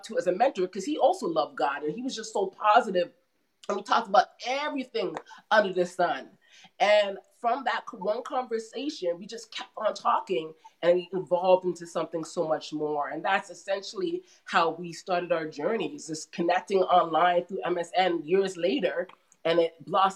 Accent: Mississauga, Ontario, Canada; also born or lived in Toronto, Canada / Brampton, Canada; So I spent a lot of my years, middle school, high school in Mississauga

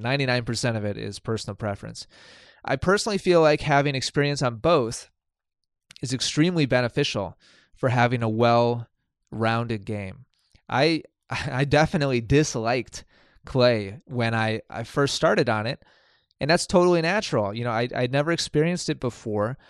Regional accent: Milwaukee, Wisconsin, United States; moved away as an adult; also born or lived in East Coast; I'm from Milwaukee, Wisconsin

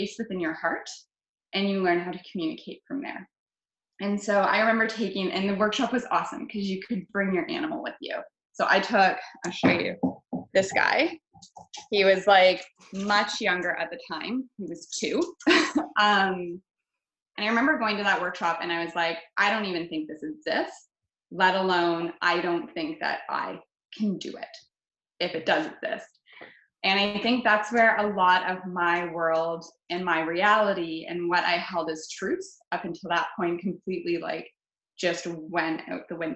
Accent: London, Ontario, Canada; London, Ontario is my hometown

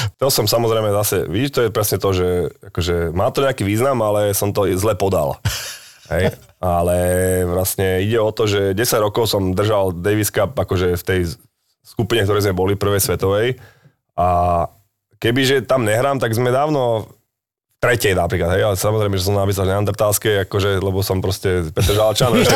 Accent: Bratislava, Bratislava Region, Slovakia; my sme z Petržalky

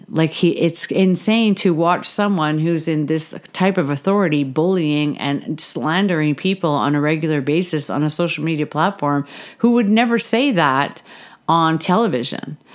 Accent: Canada; I'm a Canadian, so I definitely look into Canadian politics

